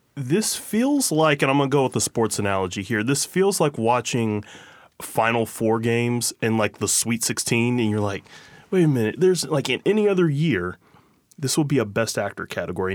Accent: Midwest, United States; moved away; I'm from the Midwest

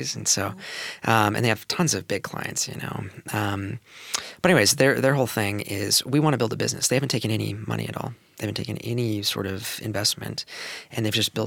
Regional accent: Gig Harbor, Washington, United States; also born or lived in Seattle; now in Tacoma, United States; I was born in Seattle, but I grew up in Gig Harbor

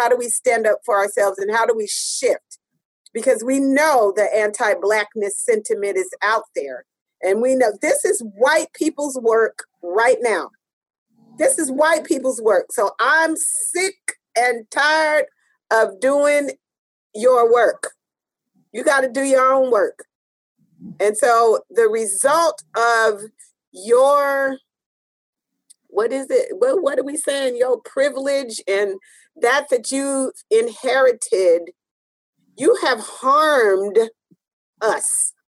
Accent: United States; We can't even come in because we're American, right?

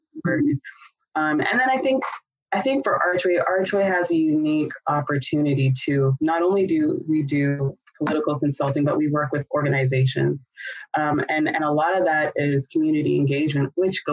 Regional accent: Canada; now in United States; I'm originally from Canada

